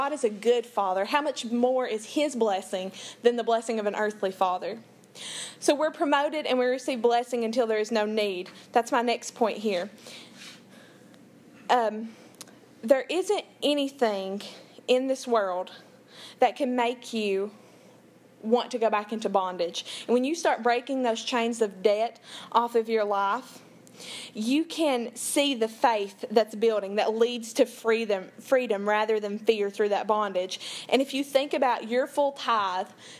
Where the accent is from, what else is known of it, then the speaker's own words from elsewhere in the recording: Big Creek, United States; I'm from Big Creek, 30 minutes outside of town, up a holler